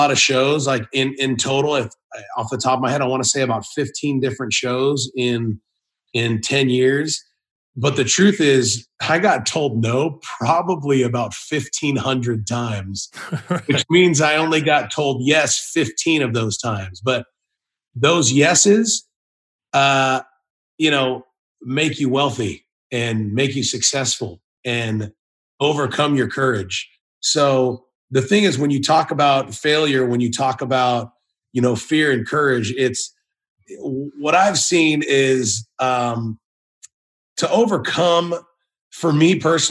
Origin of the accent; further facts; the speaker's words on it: California, United States; moved away as an adult; now in Tennessee, United States; I was born and raised in California. I was always proud to be a California kid